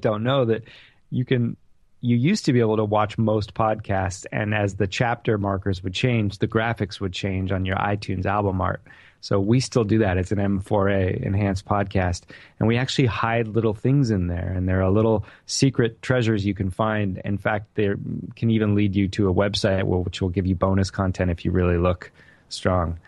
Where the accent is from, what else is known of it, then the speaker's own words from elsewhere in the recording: Whittier, California, United States; the house that I grew up in in Whittier, California